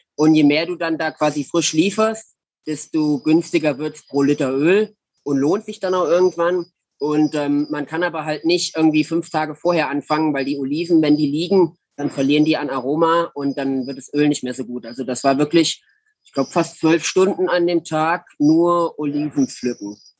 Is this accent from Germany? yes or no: yes; Germany; Als Deutscher